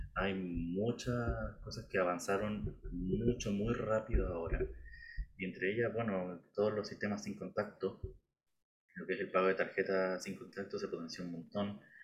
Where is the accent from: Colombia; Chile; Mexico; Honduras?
Chile; somos chilenos